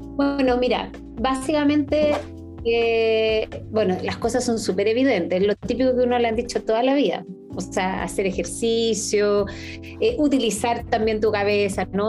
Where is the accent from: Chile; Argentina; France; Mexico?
Chile; somos el país de Latinoamérica más envejecido